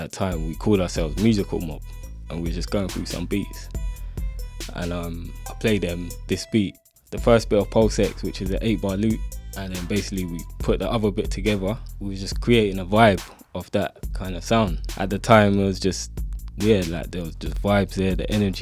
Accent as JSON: {"language": "English", "region": "London", "country": "United Kingdom", "said": "from Northwest London"}